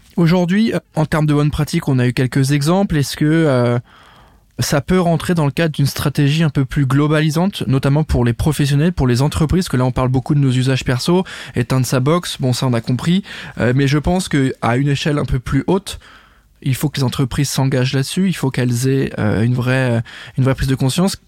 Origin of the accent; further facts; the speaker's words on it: France; en tant que Français, on est concerné